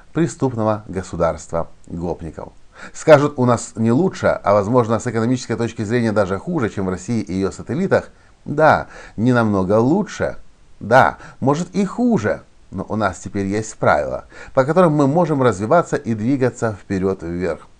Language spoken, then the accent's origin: Russian; Ukraine